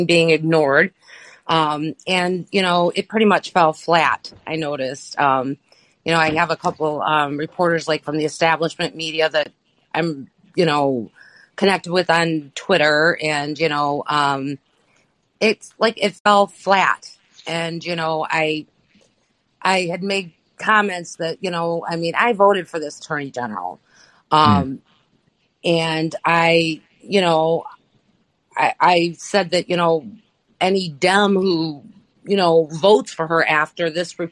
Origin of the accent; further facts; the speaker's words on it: Detroit, Michigan, United States; I'm from the Detroit area